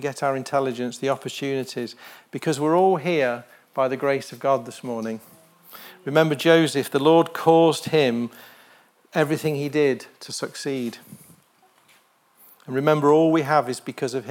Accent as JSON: {"language": "English", "country": "United Kingdom", "tie": "born or raised there", "said": "I was born in the United Kingdom"}